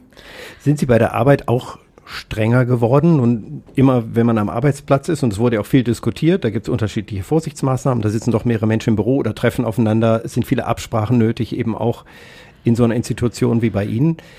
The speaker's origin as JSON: {"language": "German", "town": "Kassel", "region": "Hesse", "country": "Germany", "tie": "born or raised there", "moved": "yes", "said": "in Kassel, auch noch meine Heimatstadt"}